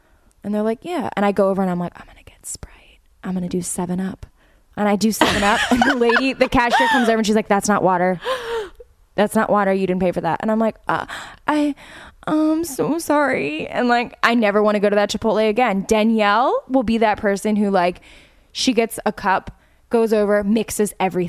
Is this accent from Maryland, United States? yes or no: yes; Baltimore, Maryland, United States; my hometown